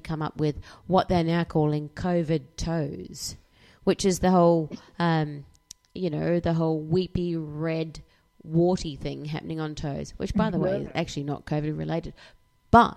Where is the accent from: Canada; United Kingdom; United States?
United Kingdom; England; I'm like English